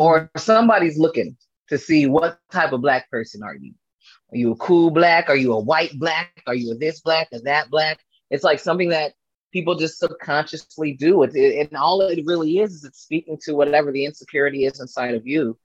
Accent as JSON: {"language": "English", "town": "Fairfield", "region": "California", "country": "United States", "tie": "born or raised there", "moved": "yes", "lives_now": "Los Angeles, United States", "said": "I'm originally from the Bay Area. I grew up uh, near Napa, kind of like a little city called Fairfield, kind of like in between Napa and San Francisco."}